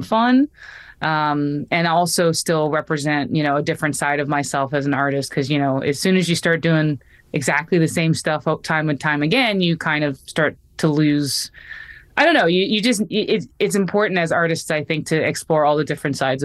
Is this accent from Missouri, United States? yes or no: no; North Carolina, United States; North Carolina, which is my home state